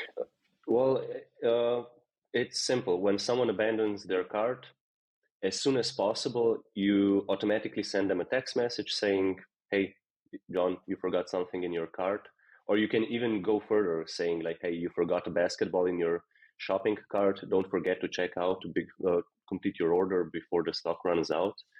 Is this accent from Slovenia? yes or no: yes; Slovenia; now in Netherlands; I'm from Slovenia and I moved here just randomly